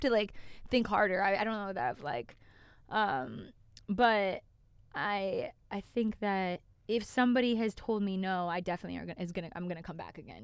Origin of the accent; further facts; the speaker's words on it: Calgary, Alberta, Canada; I'm from Cal-, Calgary, Canada